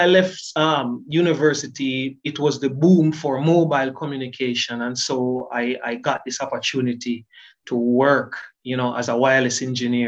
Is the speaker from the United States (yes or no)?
no; Kingston, Jamaica; I was born and raised in Kingston, Jamaica